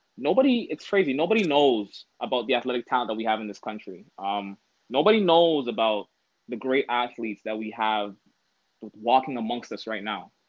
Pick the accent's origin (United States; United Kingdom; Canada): Canada; Toronto, Ontario; I'm from Toronto